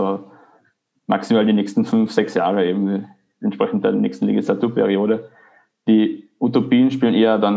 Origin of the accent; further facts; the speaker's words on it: Carinthia, Austria; born there; now in Vienna, Austria; Ich lebe jetzt seit etwa zwei Jahren in Wien, bin ursprünglich gebürtiger Kärntner